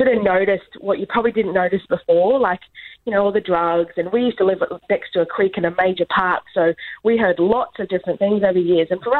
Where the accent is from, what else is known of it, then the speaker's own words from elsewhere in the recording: Brisbane, Queensland, Australia; I used to live in Inala. I grew up there. I think I left when I was like 12 to go to Forest Lake, which wasn't far. But, you know, it was a great suburb.